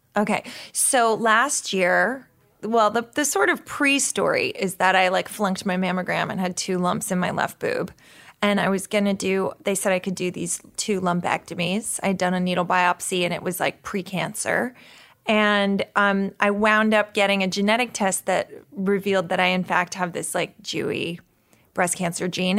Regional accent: New York, United States; When I grew up in New York in the seventies

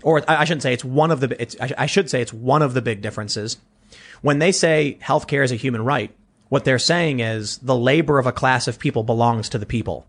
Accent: Chicago, Illinois, United States; moved away as an adult; now in South Jersey, United States; growing up in Chicago

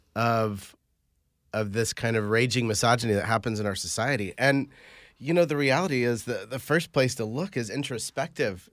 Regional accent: Carmel, Indiana, United States; I grew up in Indiana

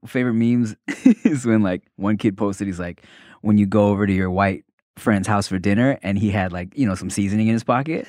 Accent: United States; we're Asian in America, we are still Americans

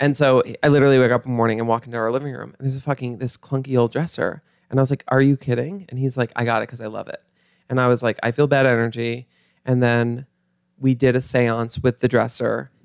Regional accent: Mount Kisco, New York, United States; Grew up in Mount Kisco

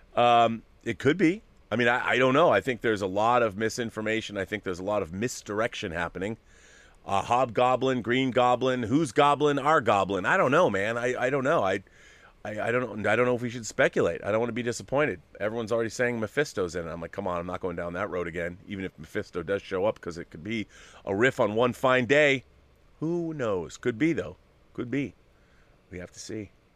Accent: Seattle, Washington, United States; I'm from Seattle

